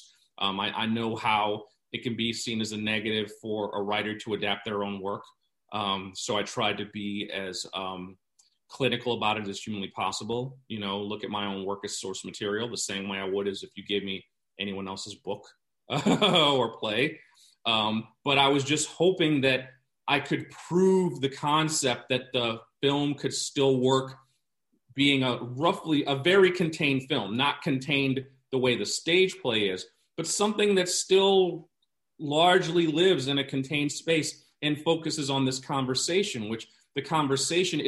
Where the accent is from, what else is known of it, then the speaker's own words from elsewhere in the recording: New York, United States; I'm from New York and grew up going to theater